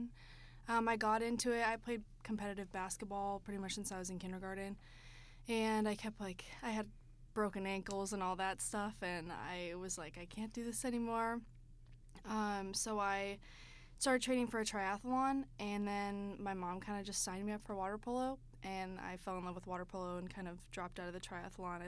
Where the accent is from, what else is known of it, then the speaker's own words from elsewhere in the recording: Bend, Oregon, United States; moved away as an adult; now in St. Charles, Missouri, United States; I'm from Bend, Oregon. It's Central Oregon, so kind of far away